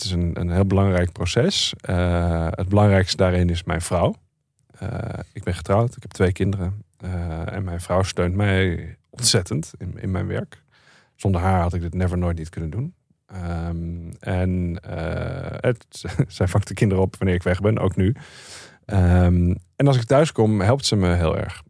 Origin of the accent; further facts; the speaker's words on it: Netherlands; ik kom uit Nederland.